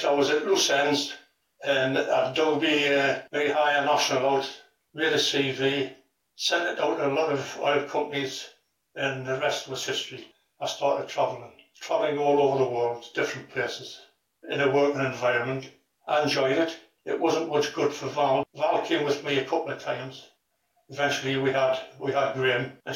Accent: Newcastle upon Tyne, North East England, United Kingdom; also born or lived in Bo'ness, West Lothian, Scotland; When we moved from Berwick down to Newcastle, that was because of my dad's job

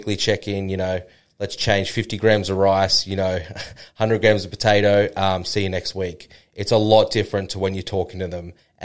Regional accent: Noosa, Queensland, Australia; That's my hometown.

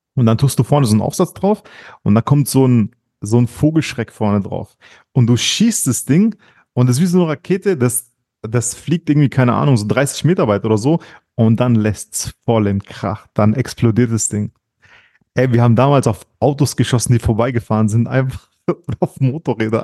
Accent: Germany; du weißt wo ich aufgewachsen bin, auf dem Heidach

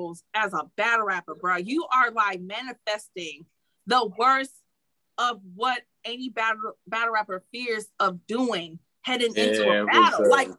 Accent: Detroit, Michigan, United States; I'm from Detroit.

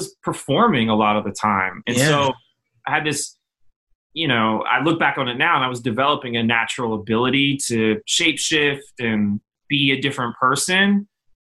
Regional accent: Philadelphia, Pennsylvania, United States; born or raised there; also born or lived in Minneapolis, Minnesota

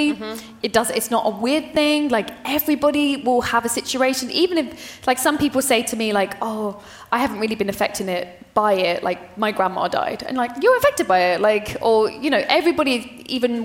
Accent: United Kingdom; as a British person

